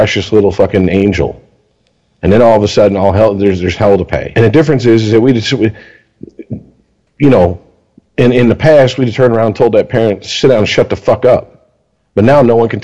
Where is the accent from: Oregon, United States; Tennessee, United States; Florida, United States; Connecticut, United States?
Florida, United States; Deltona; also born or lived in Michigan; I went back to Florida. So obviously, I went to middle school